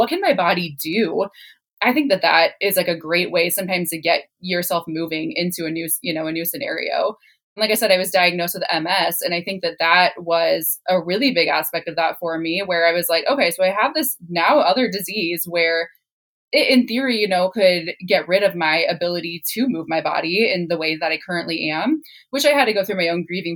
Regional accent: Midwest, United States; I was raised in the Midwest

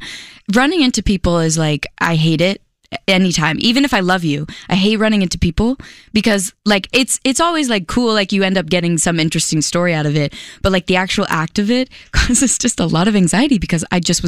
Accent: Philadelphia, Pennsylvania, United States; also born or lived in California; now in New York, United States; I grew up in Philly, so I'm used to seasons

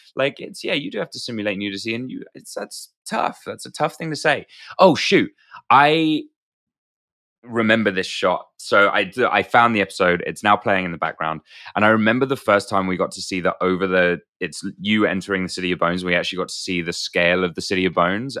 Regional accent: United Kingdom; being British

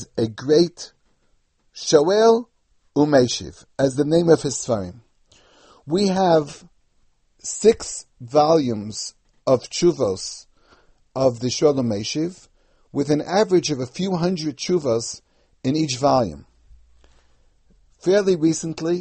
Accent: New York City, New York, United States; the custom that I remember from growing up in the United States

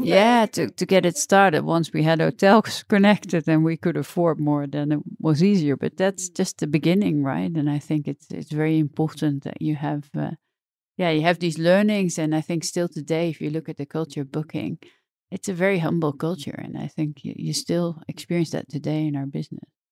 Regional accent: the middle of the Netherlands, central Netherlands, Netherlands; I grew up uh, in uh, the middle of the Netherlands, so more on the countryside

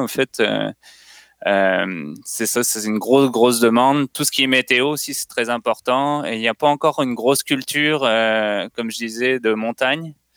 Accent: France; moved away as an adult; now in Canada; je suis français, puis j'ai immigré il y a, je pense, à peu près 8 ans

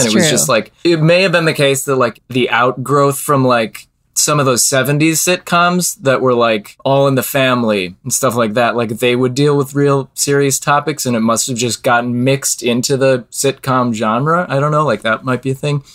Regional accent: Naperville, Illinois, United States; I grew up in Naperville, which is like 30 minutes from Chicago, suburb, just classic suburbia.

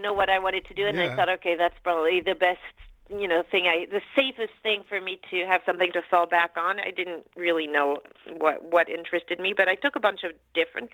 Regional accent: France; moved away as an adult; now in United States; I grew up in France. My dad's American and my mom's French, but I grew up in France till I was about 19, and then I came to the States to go to college. Never went back.

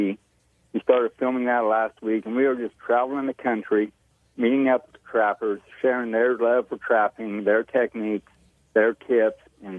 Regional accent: Toledo, Illinois, United States; I was born and raised in this small community, small farming community of about 1,200 people.

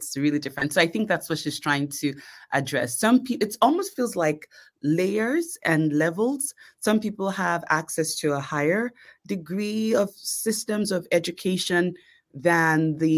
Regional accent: Lagos, Nigeria; born there; And so even though I was born in Lagos, I had the opportunity to see a little bit of life as a little girl. And I was also blessed with the opportunity to attend private school in Nigeria.

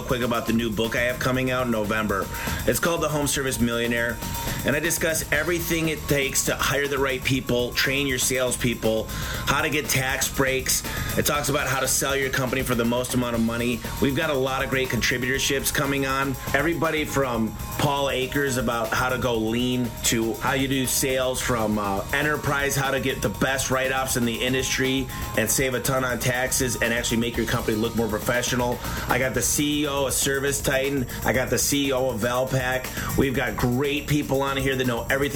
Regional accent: Michigan, United States; now in Phoenix, United States; I'm from Michigan

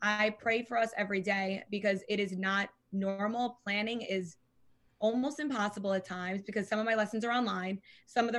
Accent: Long Island, New York, United States; I'm from Long Island

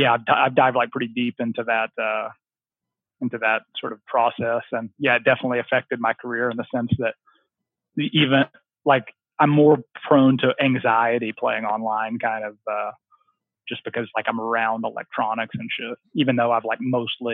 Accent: the South, United States; I just like love growing up in the South, I was just always outside and I just loved being outside.

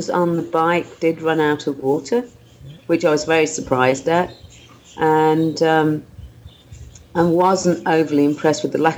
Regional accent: New Zealand; I, I, raced as a Kiwi and I went to the Kiwi um, afternoon tea

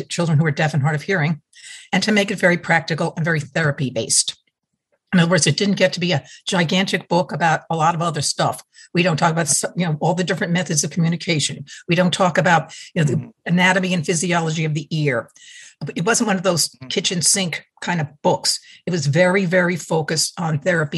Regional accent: New York, United States; moved away; also born or lived in Connecticut; I'm from New York, so I really talk like this

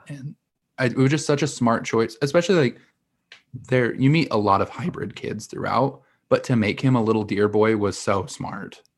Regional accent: Utah, United States; moved away as an adult; also born or lived in Missouri; now in New York City, United States; I grew up in Utah, I lived a little bit in Missouri, and I just trekked across the nation to move to New York City.

